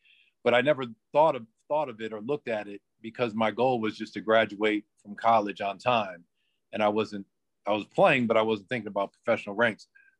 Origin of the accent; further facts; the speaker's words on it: Bridgeport, Connecticut, United States; moved away; Oh, well, I'm from Bridgeport, Connecticut. I went to a high school called Warren Harding High School.